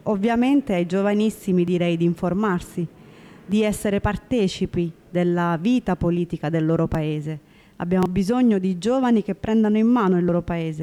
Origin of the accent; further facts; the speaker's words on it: Pescara, Abruzzo, Italy; accent: Pescara dialect; Italian is a second language; also born or lived in Eritrea; ho imparato talmente bene la lingua e anche il dialetto pescarese